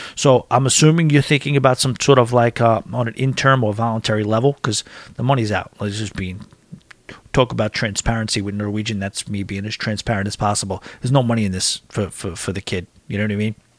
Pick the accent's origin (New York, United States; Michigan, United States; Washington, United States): New York, United States; Long Island; I'm from Long Island.